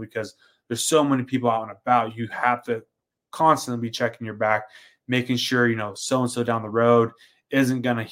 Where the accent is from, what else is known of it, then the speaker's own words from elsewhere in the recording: Pacific Northwest, United States; now in Arizona, United States; I'm from the Pacific Northwest originally.